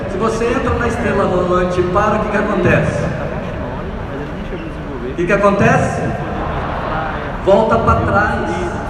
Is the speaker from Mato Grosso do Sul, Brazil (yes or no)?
yes; Campo Grande, Mato Grosso do Sul, Brazil; Sou lá de Campo Grande, Mato Grosso do Sul.